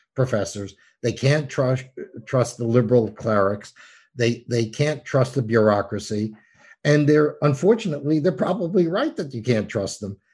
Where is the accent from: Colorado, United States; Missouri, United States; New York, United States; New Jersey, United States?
New York, United States; I'm from New York.